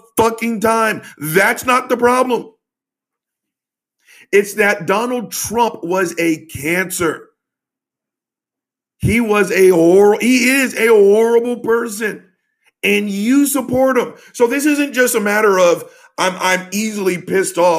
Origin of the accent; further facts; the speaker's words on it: the South, United States; I'm from the South